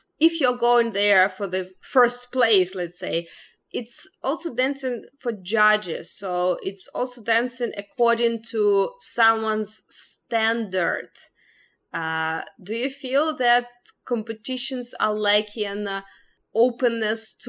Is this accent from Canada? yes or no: no; Ukraine; moved away; I'm originally from Ukraine, and I spent a lot of ballet dance years in Ukraine